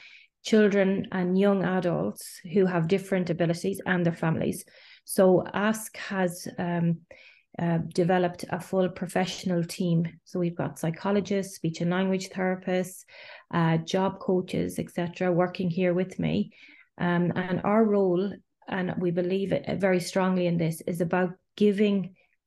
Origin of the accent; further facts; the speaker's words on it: Ireland; moved away as an adult; also born or lived in Galway, Ireland; now in Geneva, Switzerland; I'm Irish